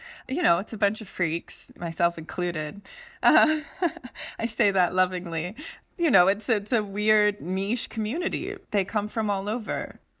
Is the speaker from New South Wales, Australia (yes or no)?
yes; Mullumbimby, New South Wales, Australia; also born or lived in Los Angeles; I grew up in Mullumbimby. I spent my formative years in Los Angeles and then we moved to Mullumbimby, Australia, which was quite a shock. It's inland from Byron Bay.